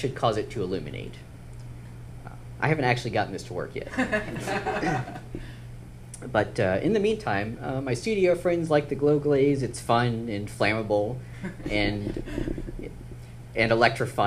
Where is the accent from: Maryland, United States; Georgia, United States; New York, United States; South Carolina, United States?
Maryland, United States; I grew up in Maryland